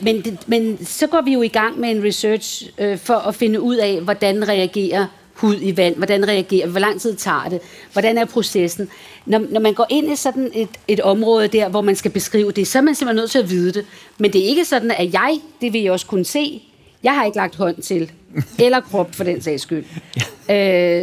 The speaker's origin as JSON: {"language": "Danish", "town": "Valsø", "region": "Zealand", "country": "Denmark", "tie": "born or raised there", "moved": "yes", "said": "i Valsø, hvor jeg voksede op"}